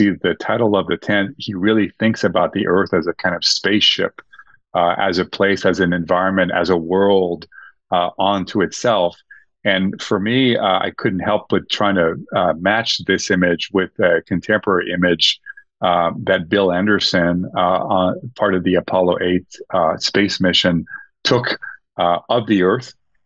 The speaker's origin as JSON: {"language": "English", "town": "Montreal", "region": "Quebec", "country": "Canada", "tie": "born or raised there", "moved": "yes", "said": "in Montreal, my hometown"}